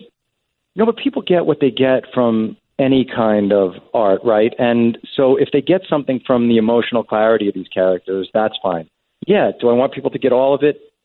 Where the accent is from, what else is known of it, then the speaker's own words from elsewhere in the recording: Long Island, New York, United States; we grew up out on Long Island